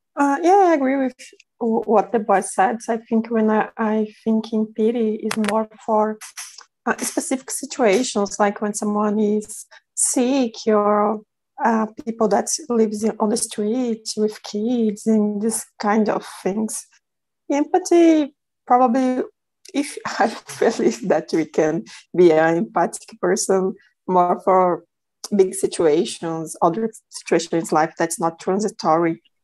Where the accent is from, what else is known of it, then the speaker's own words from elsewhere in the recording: Ceará, Brazil; English is a second language; I'm from Ceará too. raised, born oh. and raised here.